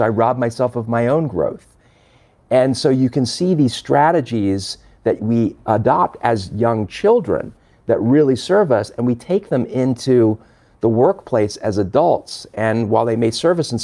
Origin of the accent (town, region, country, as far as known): Los Angeles, California, United States; born or raised there; also born or lived in London, England